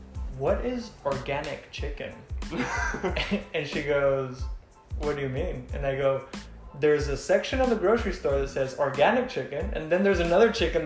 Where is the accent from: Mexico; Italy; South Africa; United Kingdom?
Mexico; moved away as an adult; also born or lived in Texas; now in Los Angeles, United States; I'm from Mexico. I grew up there my whole life. And I came here 4 years ago, straight